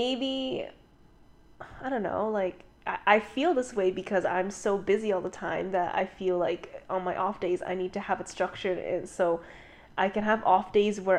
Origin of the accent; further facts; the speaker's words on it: Canada; I was born and raised in Canada